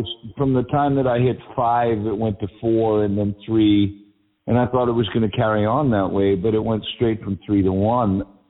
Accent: Massachusetts, United States; accent: Massachusetts; with my Massachusetts accent

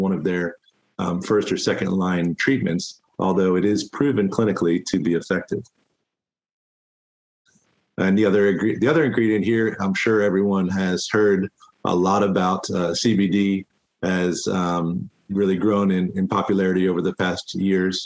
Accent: Florida, United States; Florida, which is my home state where I was born and raised

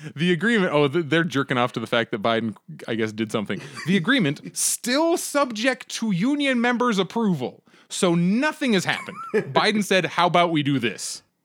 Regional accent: Pennsylvania, United States; moved away; I'm originally from Pennsylvania, and I speak to very, very few people who are from my like high school and elementary schools

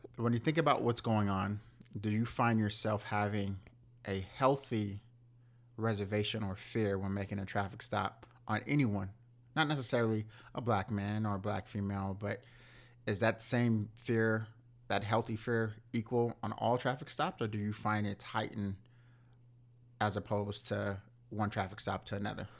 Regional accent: Southern California, United States; growing up in Southern California

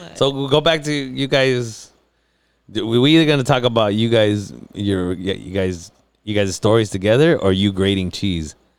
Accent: National City, California, United States; I'm from National City, there's parts of National City that aren't so nice

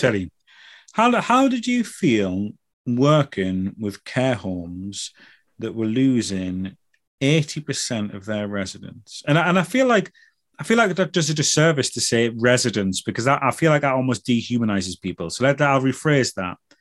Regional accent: United Kingdom

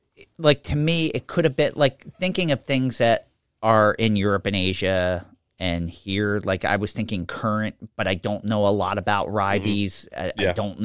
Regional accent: Pennsylvania, United States; accent: Philadelphia; even though I didn't grow up in Philadelphia, I grew up in the suburbs. My whole family was from Philadelphia. All my relatives were from Philadelphia. It's a very Philadelphia accent that I've mostly managed to get rid

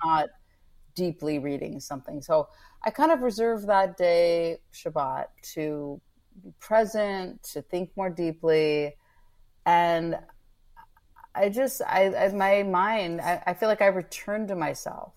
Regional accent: Northern California, United States; I grew up in Northern California

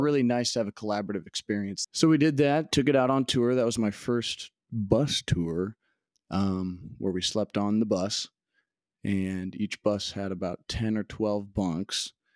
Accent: Des Moines, Iowa, United States; now in Las Vegas, United States; I was born in Des Moines, Iowa

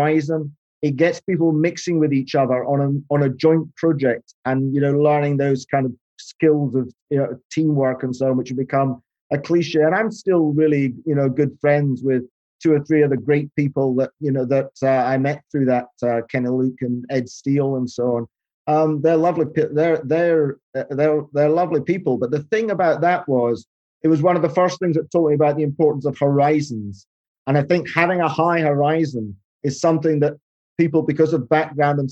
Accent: Aberdeen, Scotland, United Kingdom; when I was a child growing up beside the River Dee in Aberdeen

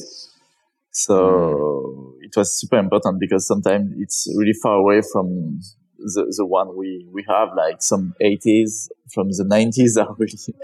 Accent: France; I'm from France, and there is like a big climbing history behind me.

